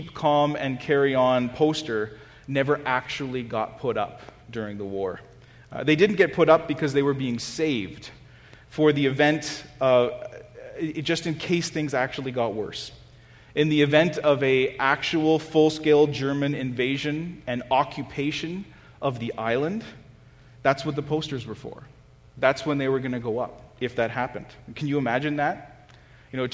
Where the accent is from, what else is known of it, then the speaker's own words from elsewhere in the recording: Canada; as Canadian Christians